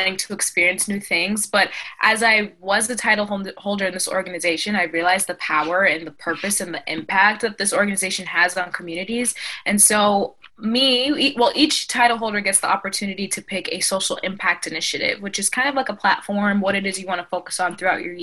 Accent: Cambridge, Massachusetts, United States; also born or lived in Syracuse, New York; I grew up in Cambridge, Massachusetts, and my family's from Haiti.

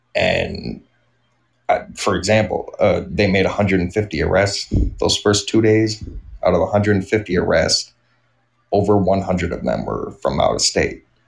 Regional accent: Kenosha, Wisconsin, United States; I grew up in a village in Kenosha County, so I grew up around 2,000 people was the population of my city but I grew up in Kenosha

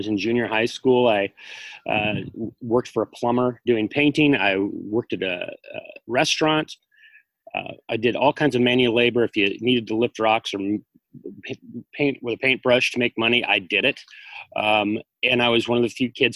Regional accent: Seattle, Washington, United States; moved away as an adult; now in Austin, United States; I grew up in Seattle

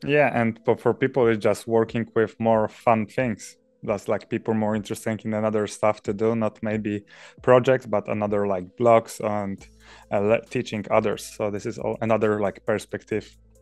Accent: Poland; moved away as an adult; now in Norway; originally, I'm coming from Poland, where I finished my bachelor studies, and to write my master thesis, I moved to Norway.

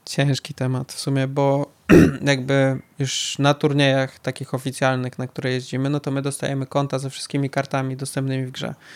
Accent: Białystok, Podlaskie Voivodeship, Poland; jestem z Białego Stoku

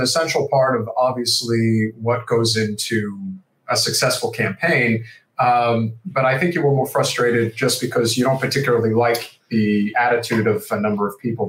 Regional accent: New York, United States; My home state of New York is going to be voting, as is the state of Florida.

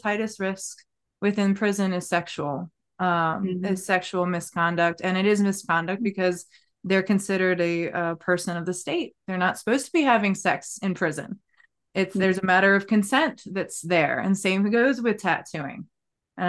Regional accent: Maryland, United States; I'm from Maryland.

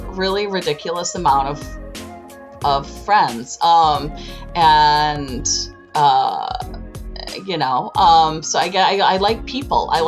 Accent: Chicago, Illinois, United States; I I am from Chicago.

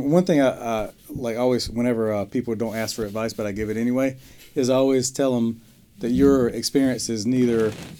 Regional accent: Eastern North Carolina, United States; around here where I grew up in Eastern North Carolina

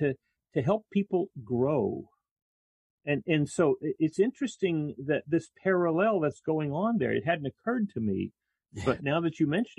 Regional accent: South Texas, United States; growing up in South Texas

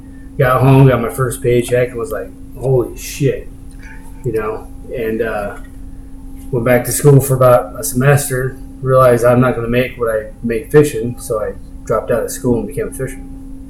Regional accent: Newport, Oregon, United States; also born or lived in Honolulu / Tillamook; Well, I was born in Honolulu, Hawaii, and my dad was Coast Guard, so I was around the sea my whole life. And he ended up getting stationed in Tillamook, Oregon.

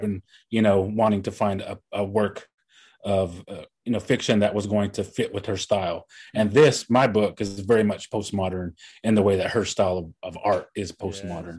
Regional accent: Tahlequah, Oklahoma, United States; my hometown, Tahlequah

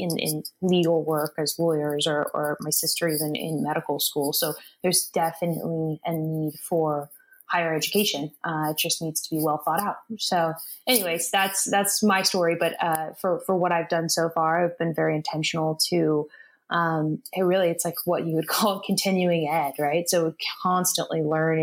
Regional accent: Sacramento, California, United States; also born or lived in San Diego; I grew up in California, in Sacramento, Northern California

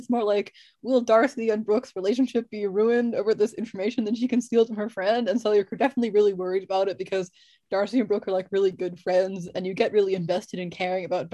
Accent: United States; I'm American

